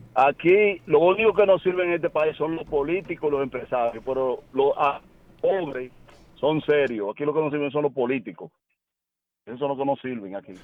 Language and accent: Spanish; Dominican Republic; nosotros como pueblo, como dominicanos